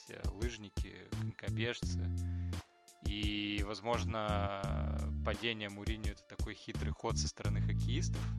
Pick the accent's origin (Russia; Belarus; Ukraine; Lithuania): Ukraine; Crimea; я сама дочь офицера, крымчанка, здесь все не так однозначно.